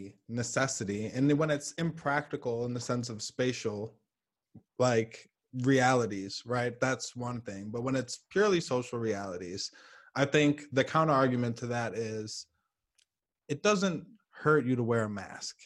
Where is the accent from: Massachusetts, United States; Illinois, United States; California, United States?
Illinois, United States; Chicago; as a Chicagoan